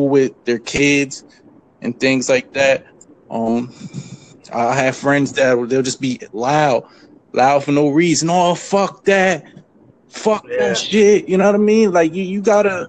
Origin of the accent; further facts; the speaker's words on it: Camden, New Jersey, United States; I grew up in New Jersey. I grew up in Camden.